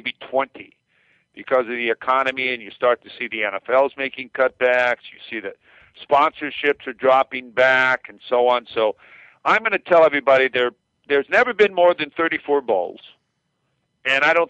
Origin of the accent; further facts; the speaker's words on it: Pasadena, California, United States; I grew up in Pasadena